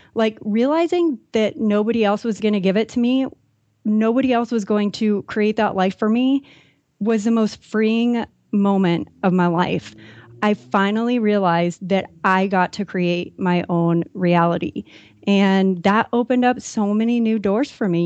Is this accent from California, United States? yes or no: yes; San Diego, California, United States; I grew up in San Diego